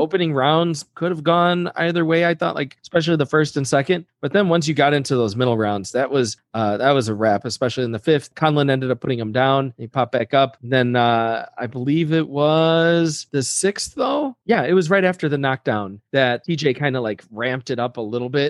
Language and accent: English; United States; I'm an American